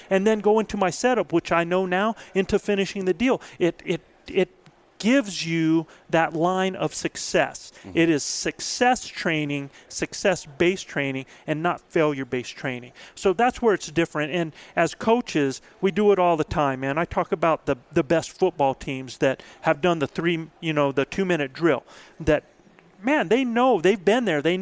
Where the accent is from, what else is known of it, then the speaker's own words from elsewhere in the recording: Albuquerque, New Mexico, United States; Uh, I'm from Albuquerque.